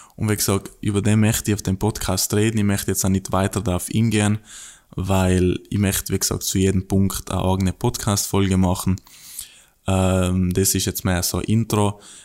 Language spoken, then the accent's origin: German; South Tyrol, Trentino-Alto Adige, Italy; moved away as an adult; now in Australia; bei uns in Südtirol